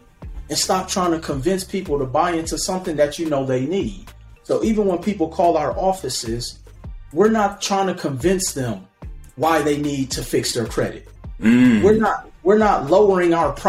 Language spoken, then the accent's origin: English; Milwaukee, Wisconsin, United States; I grew up in Milwaukee, Wisconsin